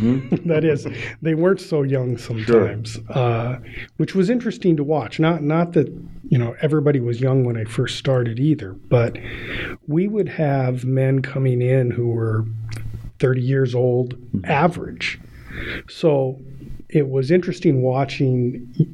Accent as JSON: {"language": "English", "town": "Spokane", "region": "Washington", "country": "United States", "tie": "born or raised there", "said": "I grew up right by Gonzaga Prep. I grew up in St. Francis Xavier mm-hmm. Parish"}